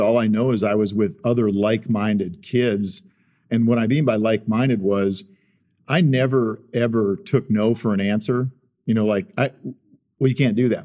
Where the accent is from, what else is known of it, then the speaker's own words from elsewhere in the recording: South Dakota, United States; moved away; I grew up in South Dakota